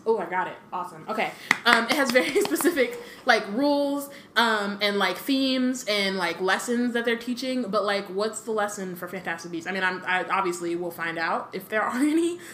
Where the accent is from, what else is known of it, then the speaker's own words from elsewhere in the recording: United States; When like we're American